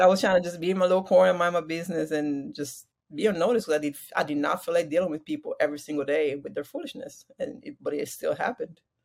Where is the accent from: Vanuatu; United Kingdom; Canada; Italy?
Italy; Parma, Emilia-Romagna; moved away as an adult; also born or lived in Waco, Texas; I was born in Italy, um, Parma, Italy.